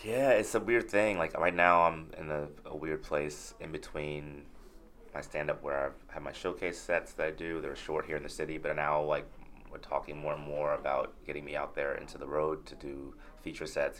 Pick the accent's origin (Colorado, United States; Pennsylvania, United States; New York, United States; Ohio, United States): New York, United States; New York City; I grew up in Crown Heights